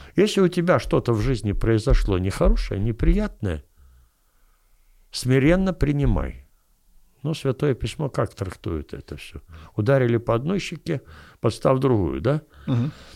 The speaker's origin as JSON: {"language": "Russian", "region": "Kyiv", "country": "Ukraine", "said": "я киевлянин"}